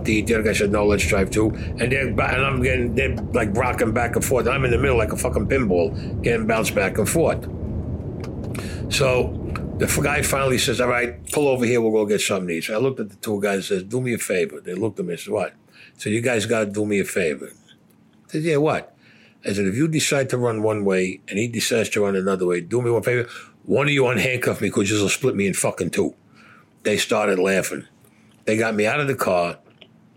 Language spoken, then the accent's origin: English; New York City, New York, United States; I was Italian and because I came from Brooklyn